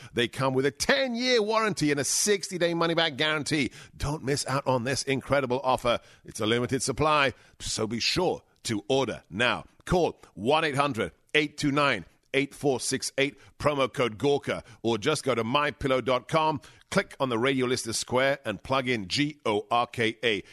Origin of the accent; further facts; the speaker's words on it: England, United Kingdom; moved away; I may have been growing up in England